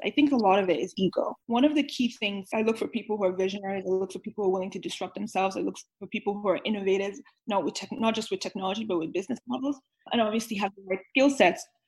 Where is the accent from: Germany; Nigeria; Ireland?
Nigeria; moved away; also born or lived in New York; I grew up in Nigeria